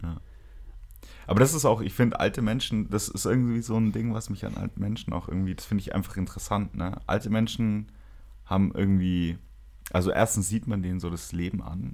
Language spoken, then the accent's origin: German; Nuremberg, Bavaria, Germany; bei uns in Nürnberg